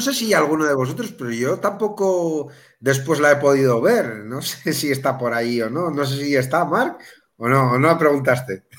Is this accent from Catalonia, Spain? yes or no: no; Melilla, Spain; moved away; yo soy de, soy de Melilla, pero no vivo en Melilla